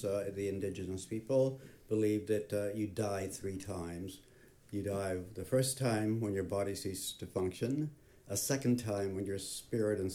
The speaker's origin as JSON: {"language": "English", "region": "Southern California", "country": "United States", "tie": "born or raised there", "also_born_or_lived": "Manhattan, New York", "moved": "as an adult", "lives_now": "Santa Rosa, United States", "said": "I grew up in Southern California"}